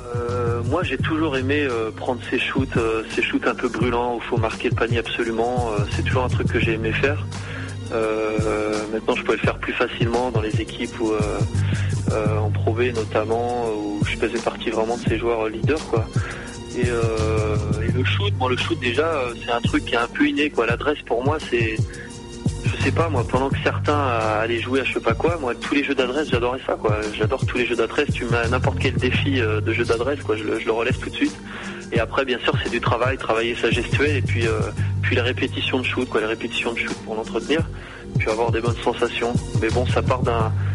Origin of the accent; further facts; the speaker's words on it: Cholet, Pays de la Loire, France; moi, c'est chez moi, quoi. J'habite à côté, mais je suis né à Cholet, j'ai été formé là-bas